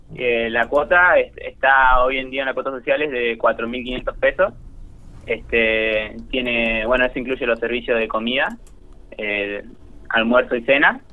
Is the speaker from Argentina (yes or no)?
yes; General Pico, La Pampa, Argentina; moved away as an adult; now in Córdoba, Argentina; soy de Pico y, estoy estudiando arquitectura acá en Córdoba